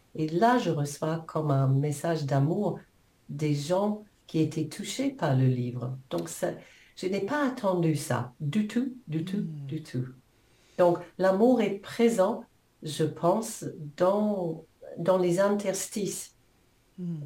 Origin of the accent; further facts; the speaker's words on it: New Zealand; French is a second language; moved away as an adult; now in France; je, suis née en Nouvelle-Zélande il y a quelques années.